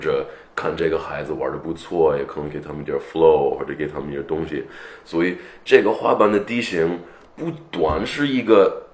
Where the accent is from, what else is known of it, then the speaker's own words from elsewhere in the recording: Los Angeles, California, United States; Chinese is a second language; moved away as an adult; also born or lived in Pasadena / Beijing; 所以我就是在洛杉矶那边长大的